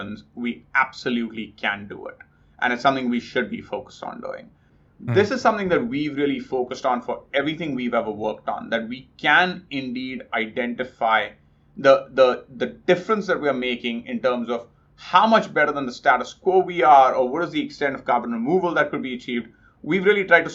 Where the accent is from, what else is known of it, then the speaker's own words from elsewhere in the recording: India; moved away; I grew up in India